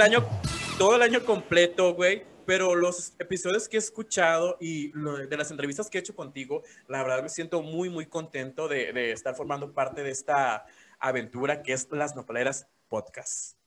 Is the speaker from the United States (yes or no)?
no; Cuba; yo soy cubano